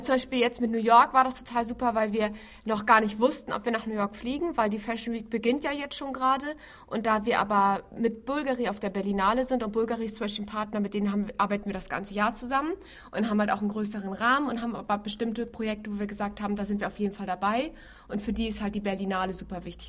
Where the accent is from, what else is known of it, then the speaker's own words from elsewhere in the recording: Hamburg, Germany; Ich bin zwar gebürtige Hamburgerin